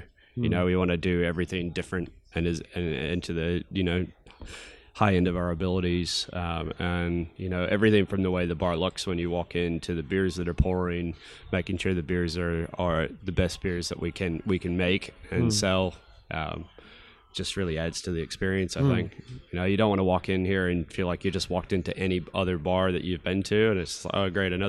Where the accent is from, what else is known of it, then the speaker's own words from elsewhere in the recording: Charlotte, North Carolina, United States; moved away as an adult; also born or lived in Portland, Oregon; now in New Zealand; I grew up in Charlotte, North Carolina in the United States, and lived there until I was 18. And then as soon as I could, I was like, I'm out. So I moved to Portland, Oregon in 97.